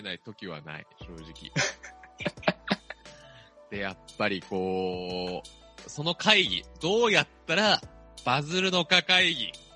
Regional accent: Kanto, Japan; 関東出身だからって言って舐められたくないなと思って。

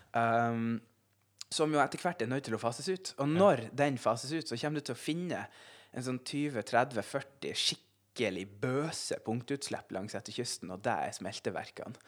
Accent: Senja, Troms, Norway; also born or lived in Finnsnes; jeg vokste opp uh, på Senja uh, og gikk videregående på Finnsnes

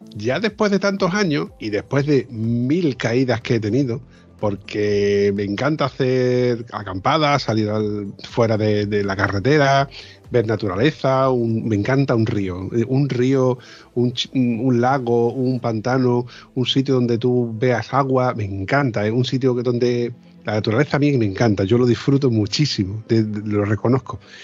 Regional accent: Andalusia, Spain; yo soy andaluz.

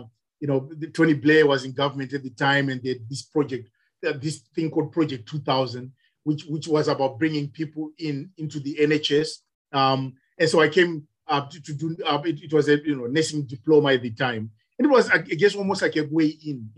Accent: Zimbabwe; now in United Kingdom; I'm from Zimbabwe originally. I have been in the UK probably longer than I care to remember

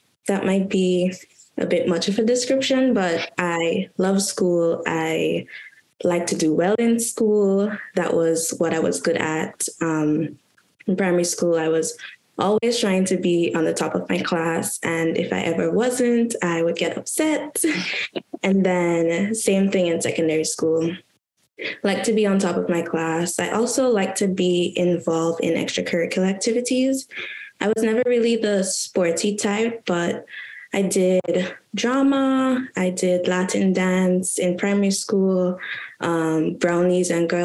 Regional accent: Westerhall, Saint David, Grenada; moved away as an adult; also born or lived in St. Paul's, St. George, Grenada; when I was around 2, we moved to Westerhall, St. David. So even though I stayed in Westerhall until I left the island for college in 2016

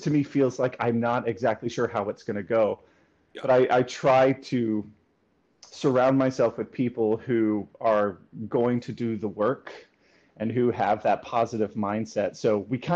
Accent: rural West Tennessee, United States; I grew up in Tennessee, in rural West Tennessee

